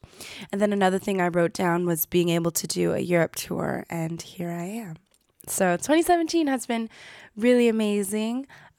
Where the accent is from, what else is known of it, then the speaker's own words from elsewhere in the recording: United States; growing up in America, I was around a lot of half-Black, half-Japanese families.